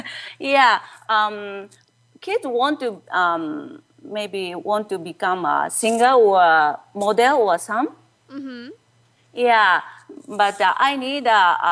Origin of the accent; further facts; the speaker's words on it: southern Japan, Japan; English is a second language; now in Hawaii, United States; I was born in South in Japan